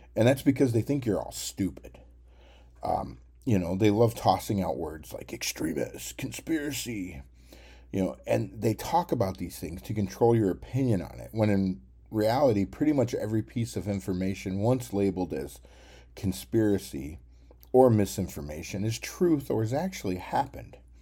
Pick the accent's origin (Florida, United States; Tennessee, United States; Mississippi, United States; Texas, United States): Tennessee, United States; I was from Tennessee